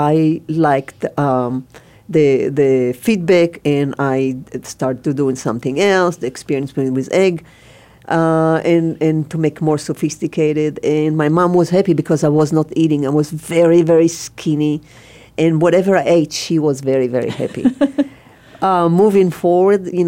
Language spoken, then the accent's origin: English; Israel; English is a second language; now in United States; So I'm from Israel. And I grew up on a, I would say, small but very, very abundant farm.